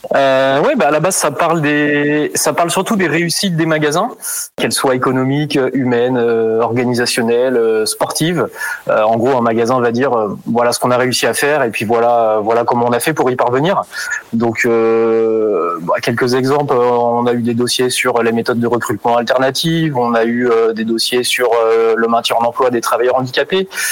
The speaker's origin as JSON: {"language": "French", "region": "Brittany", "country": "France", "also_born_or_lived": "Rennes / Vendée", "moved": "as an adult", "lives_now": "Les Herbiers, France", "said": "à la base, je viens de Bretagne"}